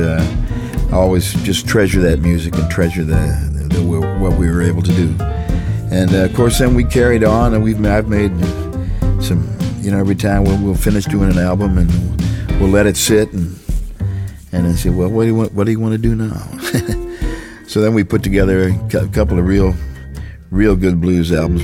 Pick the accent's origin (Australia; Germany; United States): United States; St. Louis, Missouri; my hometown, St. Louis, Missouri